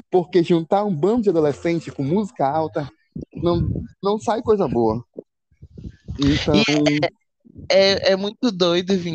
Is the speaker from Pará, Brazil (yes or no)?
yes; Belém, Pará, Brazil; now in Altamira, Brazil; Eu tô em Altamira, uma cidade do interior do Pará. Mas eu nasci, nasci cresci em Belém.